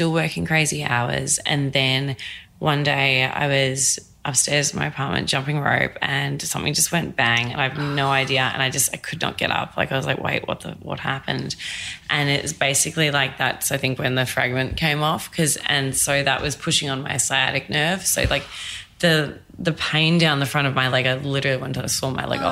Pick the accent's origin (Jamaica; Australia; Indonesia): Australia; moved away as an adult; now in New York, United States; I'm Australian.